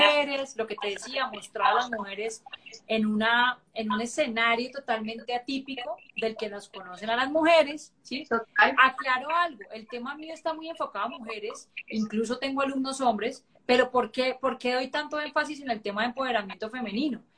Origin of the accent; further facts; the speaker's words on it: Cali, Valle del Cauca, Colombia; no sé por qué soy tan caleña, hoy me siento más caleña